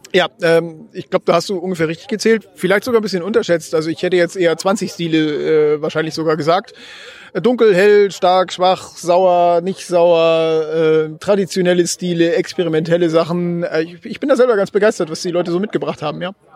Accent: Northern Germany, Germany; wir sind ja Norddeutsche

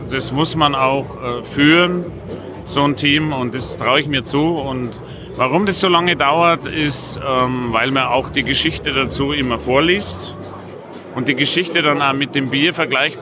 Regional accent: Passau, Bavaria, Germany; ich komme aus Passau

